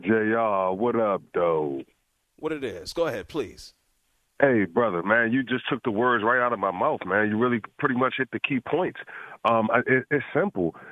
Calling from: Washington, United States; I'm calling from Washington, huge Washington Commanders fan.

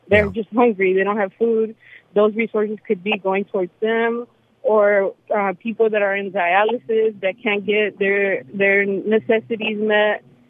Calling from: Woodley Hills, Virginia, United States; Hi. Welcome to... … I'm from Woodley Hills.

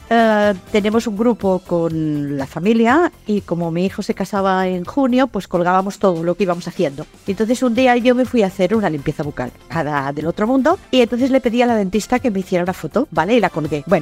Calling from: Valencia, Valencian Community, Spain

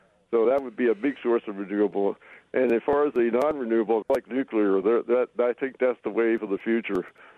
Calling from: Hawthorne, Wisconsin, United States; also born or lived in Eden Prairie, Minnesota; I'm calling from Eden Prairie right now, but we've had about 20 inches of snow over in Hawthorne

